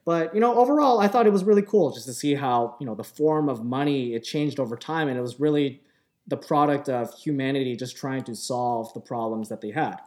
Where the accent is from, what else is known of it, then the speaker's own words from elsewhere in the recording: Markham, Ontario, Canada; I grew up in Markham